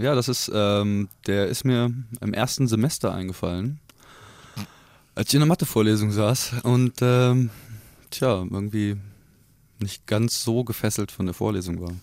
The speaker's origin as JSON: {"language": "German", "area": "area around Korbach", "region": "Hesse", "country": "Germany", "tie": "born or raised there", "lives_now": "Kassel, Germany", "said": "ich gebürtig aus der Gegend komme"}